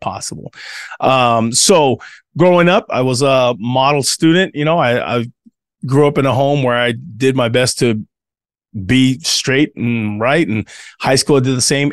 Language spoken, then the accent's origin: English; United States; also born or lived in Tonga; growing up in the American church